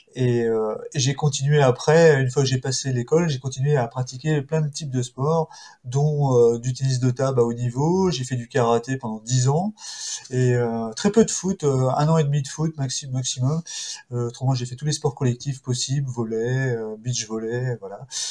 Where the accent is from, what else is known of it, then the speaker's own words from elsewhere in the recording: Val-André, Brittany, France; je suis originaire d'un petit village des Côtes d'Armor qui est Val-André, d'un petit port de Daouette